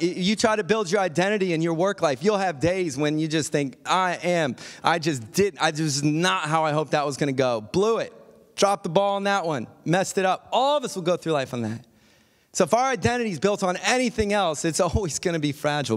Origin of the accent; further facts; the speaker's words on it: Akron, Ohio, United States; moved away as an adult; also born or lived in Tallmadge, Ohio / Indiana / New York / Perth, Australia; "Are you from Akron, Ohio?" That's where I was born.